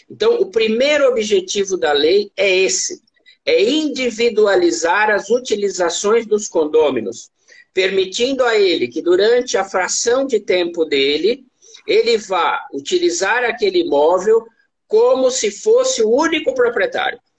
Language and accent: Portuguese; Bragança Paulista, São Paulo, Brazil; born there; Eu, eu, sou bragantino, Arthur. Eu nasci em Bragança Paulista